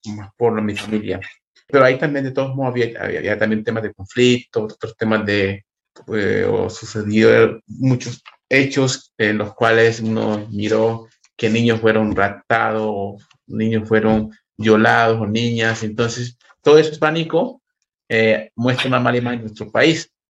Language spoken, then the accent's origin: Spanish; Chocó, Colombia; moved away as an adult; also born or lived in Quito / Bogotá; now in Berlin, Germany; yo soy del Chocó, vivíamos en Quito, en, entre Quito y Bogotá